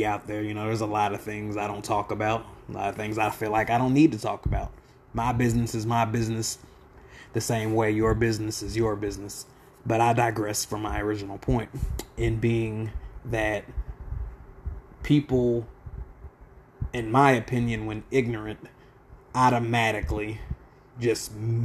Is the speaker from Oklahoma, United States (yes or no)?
yes; Lawton, Oklahoma, United States; I'm from Lawton, mainly Southside product and proud. 1307 Southwest Jefferson will forever be home